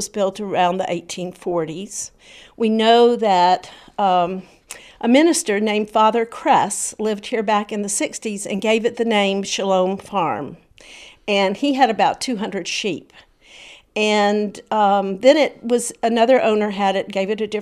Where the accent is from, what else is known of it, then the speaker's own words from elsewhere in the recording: South Carolina, United States; moved away as an adult; also born or lived in New Jersey; growing up in South Carolina